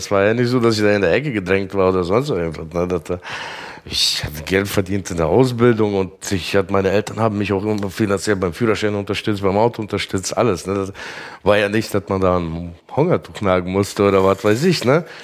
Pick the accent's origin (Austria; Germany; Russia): Russia; man ist auch so im Kreis groß geworden, ne? Da war ja, kommen wir aus Russland, Russlanddeutsche, ne?